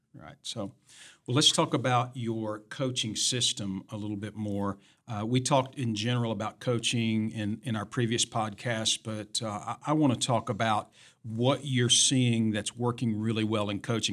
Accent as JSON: {"language": "English", "region": "Tennessee", "country": "United States", "moved": "yes", "said": "Tennessee, my home state"}